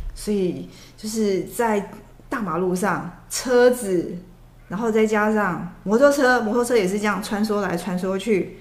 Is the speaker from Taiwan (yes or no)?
yes; Taiwan; 我们台湾去的女生